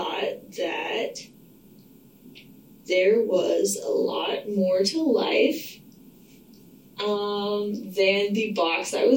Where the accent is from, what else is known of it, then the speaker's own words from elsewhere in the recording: Oklahoma, United States; moved away as an adult; also born or lived in Denver, Colorado / Texas; now in Portland, United States; And then I lived in Texas from like 1 to 3rd grade, and then I moved to Oklahoma, grew up the rest of the way there.